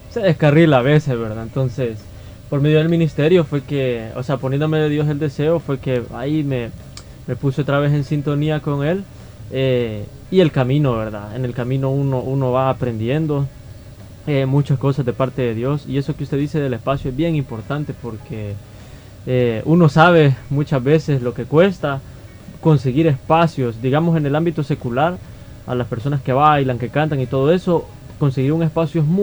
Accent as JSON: {"language": "Spanish", "town": "Soyapango", "region": "San Salvador", "country": "El Salvador", "tie": "born or raised there", "said": "yo he nacido y crecido en Soyapango, entonces el ministerio nace acá en Soyapango"}